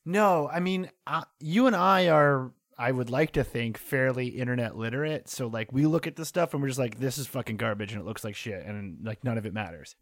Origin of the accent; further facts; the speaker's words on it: North Shore of Massachusetts, United States; moved away as an adult; now in New York, United States; where I grew up in the North Shore of Massachusetts